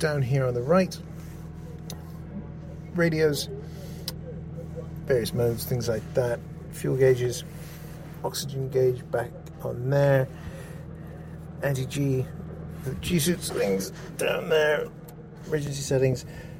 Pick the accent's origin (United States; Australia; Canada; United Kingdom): Canada; being a Canadian